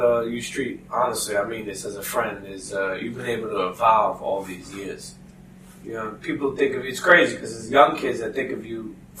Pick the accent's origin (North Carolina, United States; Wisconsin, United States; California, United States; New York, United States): New York, United States; New York City; I'm a kid from Brooklyn.